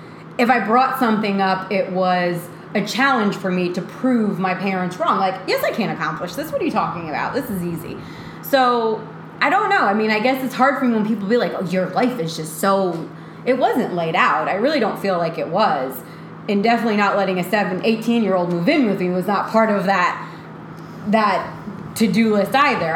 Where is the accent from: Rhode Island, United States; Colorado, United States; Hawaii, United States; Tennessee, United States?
Rhode Island, United States; moved away as an adult; also born or lived in St. Augustine, Florida; I'm from Rhode Island